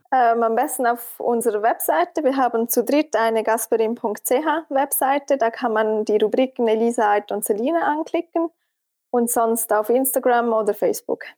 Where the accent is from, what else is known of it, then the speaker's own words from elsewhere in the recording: Switzerland; als Schweizerin